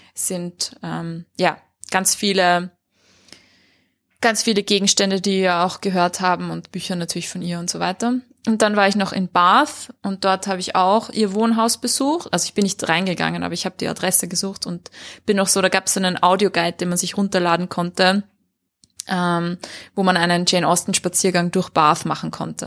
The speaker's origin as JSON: {"language": "German", "region": "Vienna", "country": "Austria", "said": "bei uns in Wien oder in Österreich"}